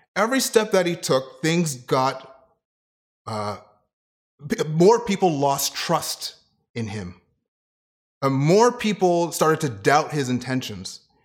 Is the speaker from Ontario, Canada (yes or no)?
yes; Ottawa, Ontario, Canada; moved away; also born or lived in Kitchener; to be a youth pastor at a church, um, in Ottawa, in my hometown